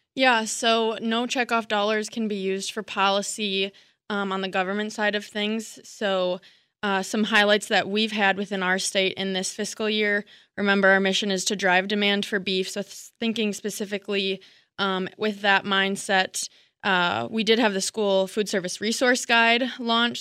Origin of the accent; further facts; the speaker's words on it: Missouri, United States; moved away as an adult; also born or lived in Wisconsin; now in Rio, Wisconsin, United States; I'm originally from Missouri. Um, I moved to Wisconsin in 2017